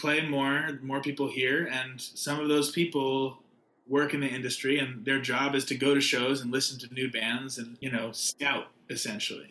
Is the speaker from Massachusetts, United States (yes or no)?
yes; Newton, Massachusetts, United States; moved away as an adult; now in New York, United States; my roots are definitely deeply rooted in Newton, Massachusetts